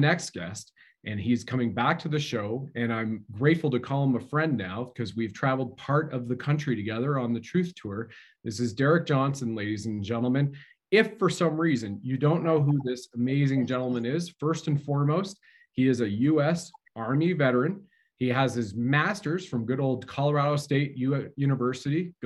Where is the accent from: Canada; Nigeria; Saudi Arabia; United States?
Canada; as a Canadian